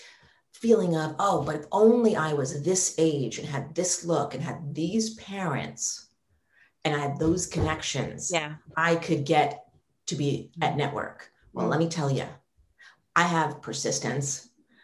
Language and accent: English; New York, United States; moved away as an adult; New York's my hometown. I've never wanted to leave